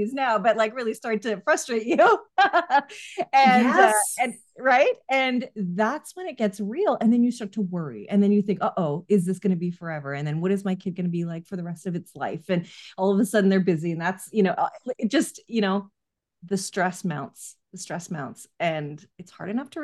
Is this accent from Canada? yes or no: yes; Canada; I'm Canadian, so we have a longer mat leave here